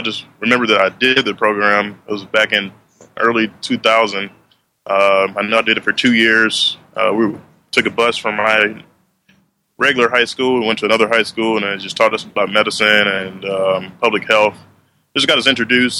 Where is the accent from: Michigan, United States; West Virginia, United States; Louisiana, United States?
Louisiana, United States; Shreveport; moved away; I grew up in Shreveport, Louisiana